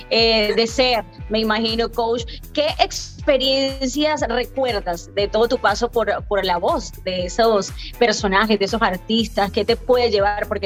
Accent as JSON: {"language": "Spanish", "country": "Colombia", "said": "yo soy colombiana y la gente dice, bueno, ¿y cuándo es que se va a mudar ella para Colombia si le gusta tanto?"}